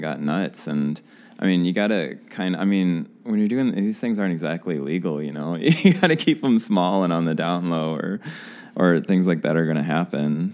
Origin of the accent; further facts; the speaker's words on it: St. Louis, Missouri, United States; I'm from St. Louis